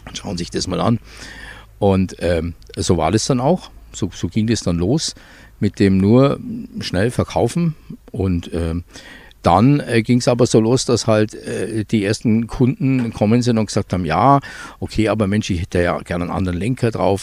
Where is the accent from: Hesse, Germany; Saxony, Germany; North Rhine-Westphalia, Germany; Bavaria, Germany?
Bavaria, Germany; Füssen; also born or lived in Eschach; ich bin äh, aufgewachsen in Füssen